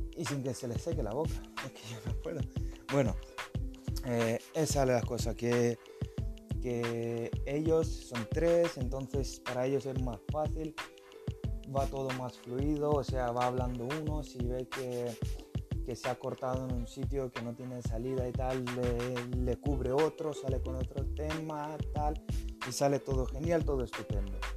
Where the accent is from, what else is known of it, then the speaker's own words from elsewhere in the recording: Lithuania; Spanish is a second language; also born or lived in Spain; now in Norway; yo soy lituano, eh, vive en Noruega, bueno, trabajo en Noruega